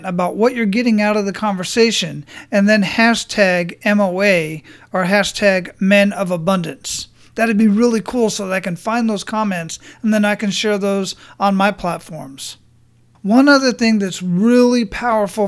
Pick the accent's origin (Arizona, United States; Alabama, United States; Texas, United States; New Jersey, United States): Arizona, United States; Phoenix; moved away; also born or lived in Hawaii; I grew up in Phoenix